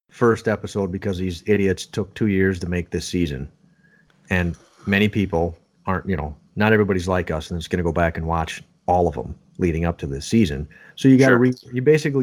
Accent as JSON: {"language": "English", "region": "Minnesota", "country": "United States", "tie": "born or raised there", "said": "I'm still stuck in the north with one little boy"}